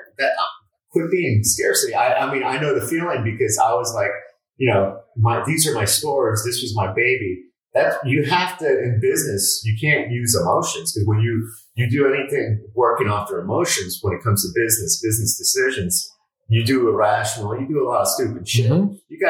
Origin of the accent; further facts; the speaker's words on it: Westchester, Florida, United States; I grew up in Westchester. You know, it's not, I didn't grow up in South Beach.